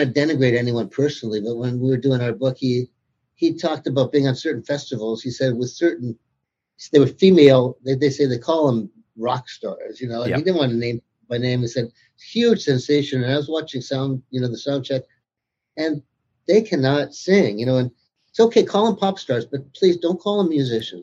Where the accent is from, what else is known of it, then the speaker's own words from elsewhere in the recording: United States; I grew up in America